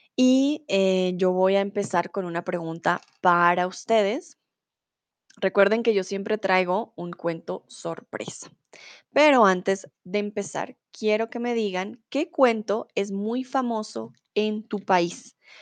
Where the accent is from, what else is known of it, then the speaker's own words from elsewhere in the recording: Colombia; now in Germany; tutora de español aquí en Chatterbox hace cuatro años y soy de Colombia